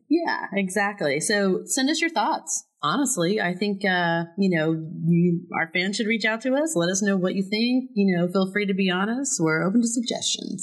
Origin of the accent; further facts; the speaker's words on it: Florida, United States; I'm from Florida